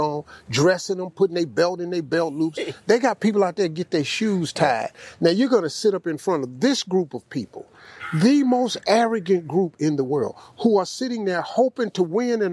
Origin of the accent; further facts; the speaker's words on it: United States; I'm from the United States